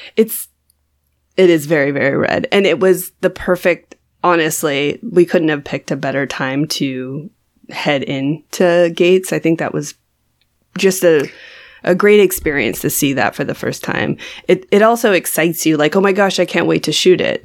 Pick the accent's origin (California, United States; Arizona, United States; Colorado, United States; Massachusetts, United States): California, United States; I am from California